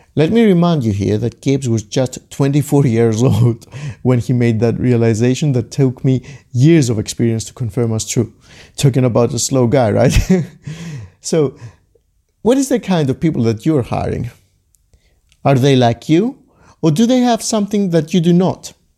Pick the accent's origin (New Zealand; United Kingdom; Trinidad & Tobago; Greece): Greece; Growing up in Greece like I did